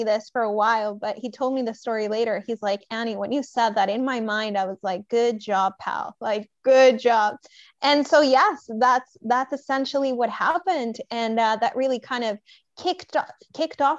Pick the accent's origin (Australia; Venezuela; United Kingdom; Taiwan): Venezuela; I'm originally from Venezuela and my dad's Scottish